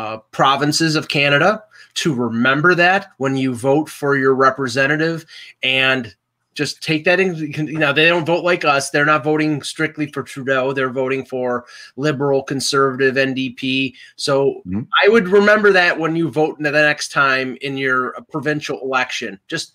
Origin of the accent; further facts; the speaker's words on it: United States; being an American covering the Leafs.